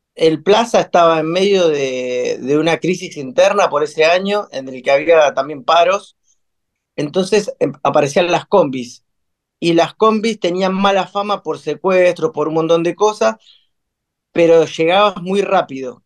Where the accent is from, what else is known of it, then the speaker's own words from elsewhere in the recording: Buenos Aires, Argentina; also born or lived in Quilmes / Chacarita / La Paternal; Yo nací en Quilmes. Em, y después, eh, ya muy de chico, tipo a los cuatro años, nos mudamos con mi familia para acá, para Villa Crespo.